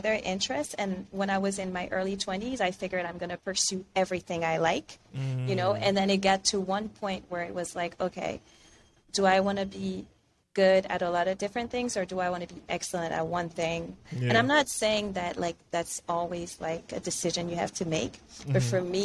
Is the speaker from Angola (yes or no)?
no; France; moved away as an adult; also born or lived in Benin; now in Miami, United States; I was born in France, so I'm also a French citizen